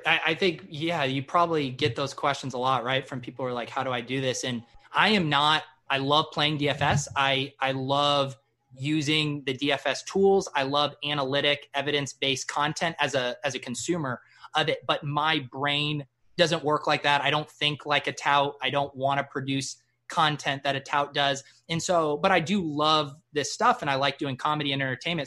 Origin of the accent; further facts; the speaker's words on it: Colorado, United States; moved away as an adult; also born or lived in San Diego, California / Granada, Spain; now in Massachusetts, United States; when I go back home to Colorado